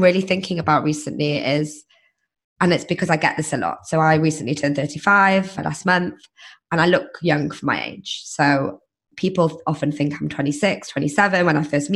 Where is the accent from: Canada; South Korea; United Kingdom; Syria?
United Kingdom; England; moved away as an adult; now in United States; I was like, just fresh off the boat from England